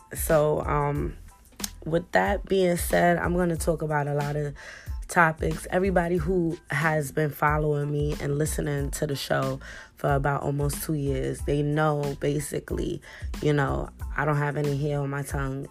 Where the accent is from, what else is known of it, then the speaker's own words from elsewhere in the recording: New York City, New York, United States; I grew up in the Bronx and I grew up in Harlem. So in the Bronx where I grew up, it was one of one of the roughest neighborhoods in the Bronx